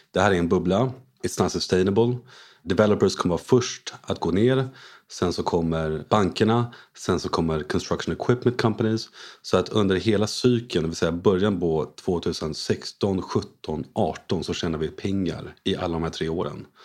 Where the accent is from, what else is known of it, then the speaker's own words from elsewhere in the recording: Paris, Île-de-France, France; moved away as an adult; also born or lived in United States / Hong Kong / London; Jag är en utlandssvensk. Mina föräldrar flyttade till Frankrike innan jag var född. Så jag var född i Paris, bodde där i 18 år.